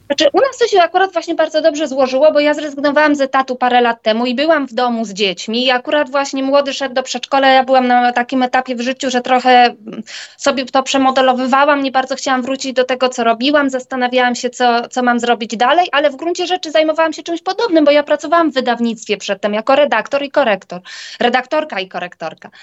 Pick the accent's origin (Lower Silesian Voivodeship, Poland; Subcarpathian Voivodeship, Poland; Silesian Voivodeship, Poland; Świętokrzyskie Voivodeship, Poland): Świętokrzyskie Voivodeship, Poland; moved away as an adult; now in Warsaw, Poland; my jesteśmy w ogóle ze świętokrzyskiego, jesteśmy słoiki warszawskie, przyjechaliśmy do Warszawy na studia